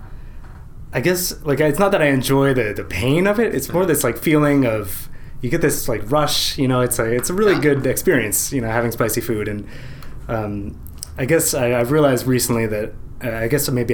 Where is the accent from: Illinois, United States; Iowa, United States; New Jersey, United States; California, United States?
New Jersey, United States; Montgomery; moved away as an adult; also born or lived in Vermont; I grew up in Princeton, right outside Princeton